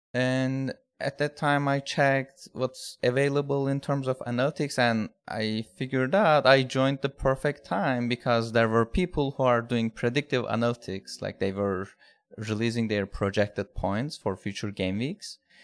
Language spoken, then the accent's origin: English; Turkey; now in United States; I'm from, I'm originally from Turkey, but living in United States now